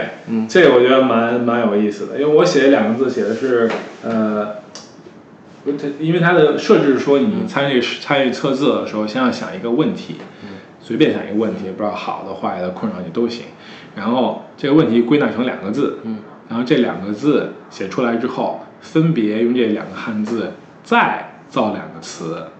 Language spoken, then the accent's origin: Chinese; Beijing, China; moved away as an adult; now in Shanghai, China; 我一个北京人在上海